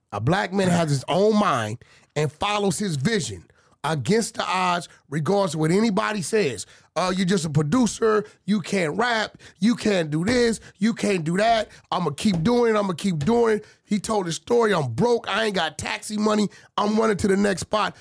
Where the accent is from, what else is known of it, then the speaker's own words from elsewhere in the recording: Baton Rouge, Louisiana, United States; I'm from Paul Rouge